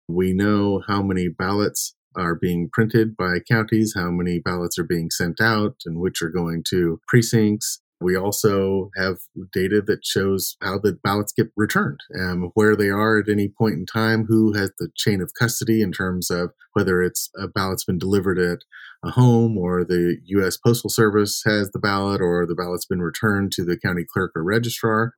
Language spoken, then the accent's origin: English; California, United States; my home state of California